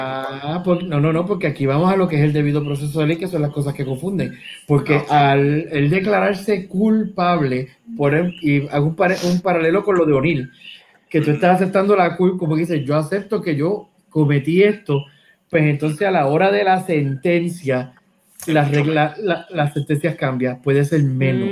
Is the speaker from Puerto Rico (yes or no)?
yes; Caguas, Puerto Rico; yo trabajo en Guayama, yo soy de Cagua